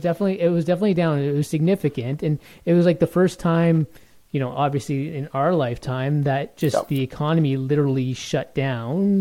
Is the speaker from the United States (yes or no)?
no; Toronto, Ontario, Canada; I grew up in Toronto